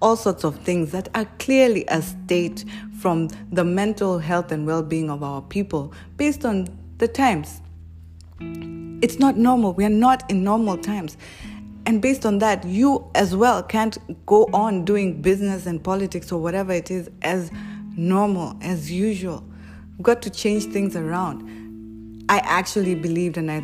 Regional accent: Kenya; We as Kenyan people

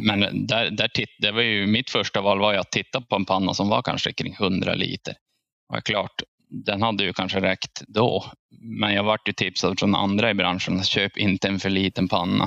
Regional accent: Piteå, Norrbotten County, Sweden; jag är från Piteå

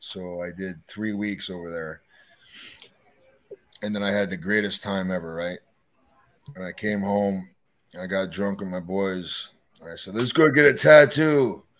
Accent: Canada; because I'm a Canadian, eh?

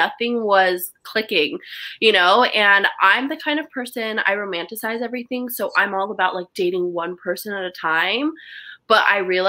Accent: United States; I'm Chinese American

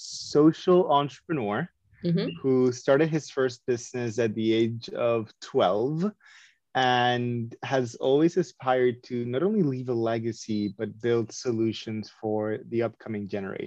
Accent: San Juan, Puerto Rico; English is a second language; I grew up in San Juan de Puerto Rico. Most of my life, I did travel all over.

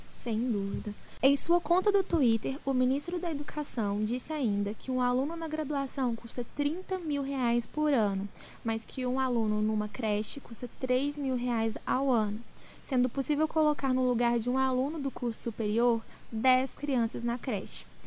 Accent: Minas Gerais, Brazil; Como boas mineiras, vamos falar do nosso estado de Minas Gerais

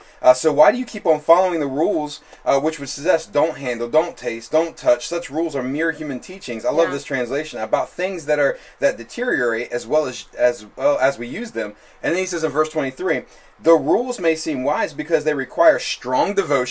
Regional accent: Newport News, Virginia, United States; So we live off Hopkins in Hilton Village, and I grew up on

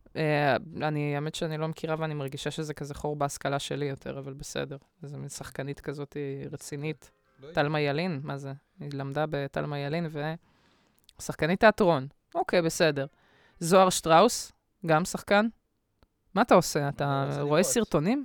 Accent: Bat Yam, Tel Aviv District, Israel; לא גדלתי בבת ים

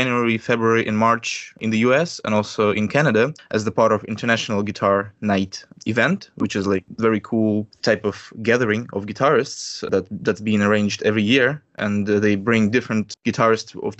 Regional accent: Russia; I'm a musician from Russia

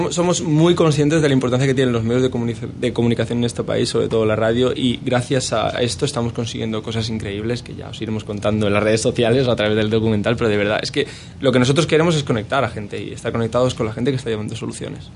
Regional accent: Spain; somos ocho españoles

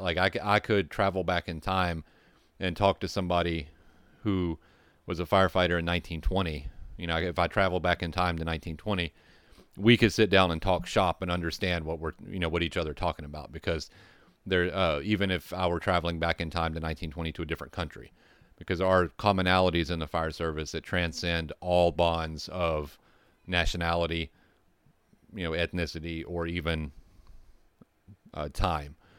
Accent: United States; I'm American

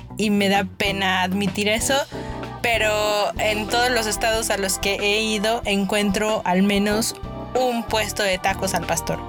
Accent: Mexico City, Mexico; soy una verdadera chilanga.

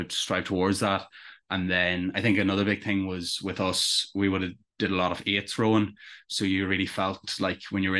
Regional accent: Enniskillen, Northern Ireland, United Kingdom; I come from Enniskillen, or just outside of Enniskillen in Fermanagh

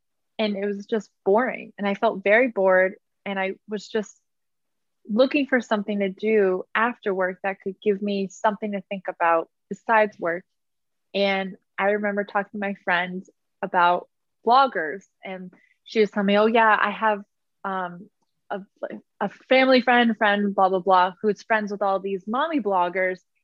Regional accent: Massachusetts, United States; moved away as an adult; also born or lived in Arizona; now in New York City, United States; I am from Massachusetts.

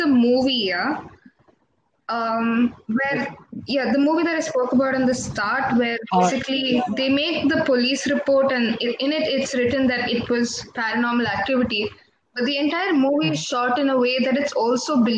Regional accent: Kasaragod, Kerala, India; I'm from Kasaragod

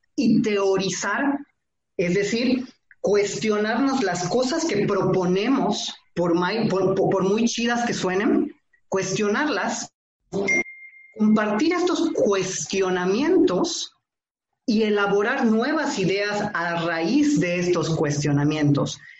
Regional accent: Tixméhuac, Yucatán, Mexico; Yo nací en Tishmehuac, Yucatán, un municipio que está de Mérida como a dos horas

